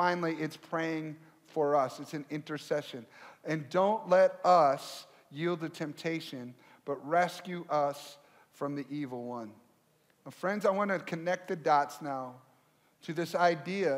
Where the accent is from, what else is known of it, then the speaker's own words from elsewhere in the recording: Michigan, United States; now in Minnesota, United States; I grew up originally in Michigan